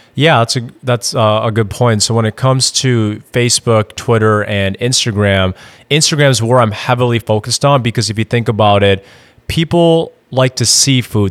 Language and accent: English; Madison, Wisconsin, United States; moved away as an adult; now in Austin, United States; I'm actually originally from Madison, Wisconsin. Moved down to Austin, Texas in twenty sixteen